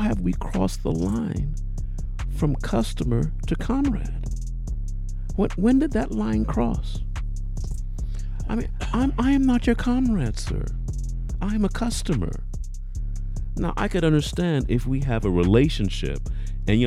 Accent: United Kingdom; moved away; as a British person, I'll say

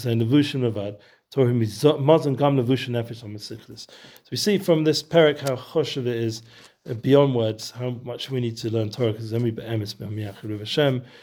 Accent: Edgware, London, United Kingdom; now in Efrat, Israel; where I grew up in Edgeware

